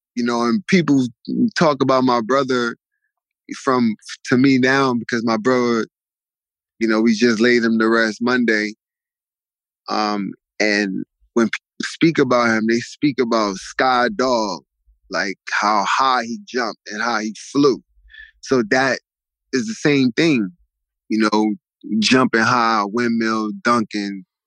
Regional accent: New York City, New York, United States; I grew up. I'm from New York. I'm from Coney Island.

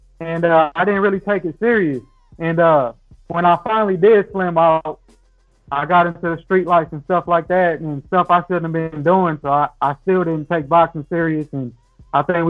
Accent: Saginaw, Michigan, United States; Saginaw, Michigan.

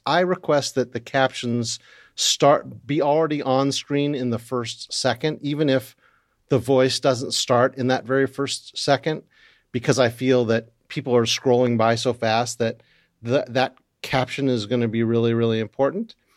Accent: United States; being American

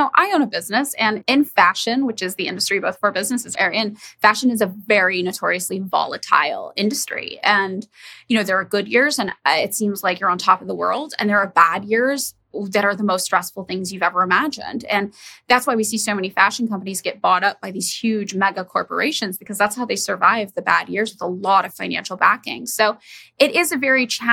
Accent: Fresno, California, United States; now in Los Angeles, United States; I'm from Fresno, California, which when I was living there felt like a really normal place

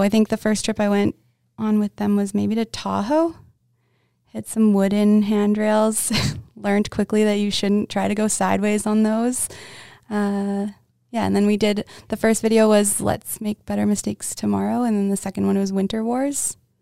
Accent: Winnipeg, Manitoba, Canada; I'm from Winnipeg, Manitoba

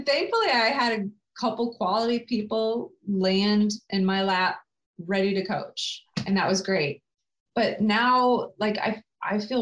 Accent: Colorado, United States; now in Lansing, United States; I grew up in Colorado

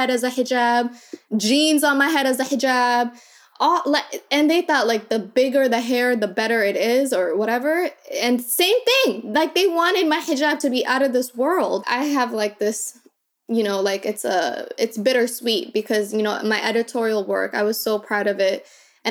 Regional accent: Minnesota, United States; also born or lived in Kakuma refugee camp, Kenya; I came from Minnesota

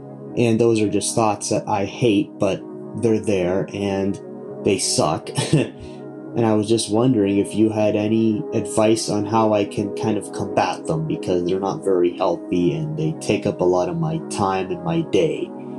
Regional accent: Ontario, Canada; I'm from Ontario, Canada.

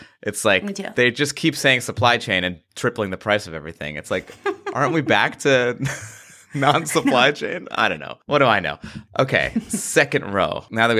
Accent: New York, United States; New York.

